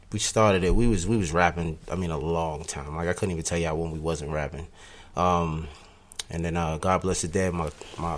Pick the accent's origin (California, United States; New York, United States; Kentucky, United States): New York, United States; I was another cat from New York